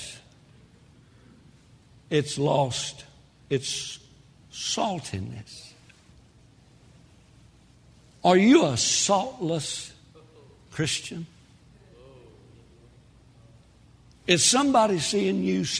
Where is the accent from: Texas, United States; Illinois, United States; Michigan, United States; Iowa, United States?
Texas, United States; I'm a Texan